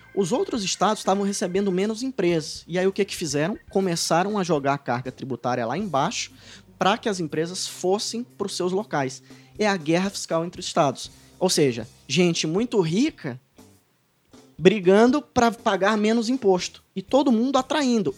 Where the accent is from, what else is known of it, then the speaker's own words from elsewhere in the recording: Ceará, Brazil; capitaneados pelo Ceará, né, minha terra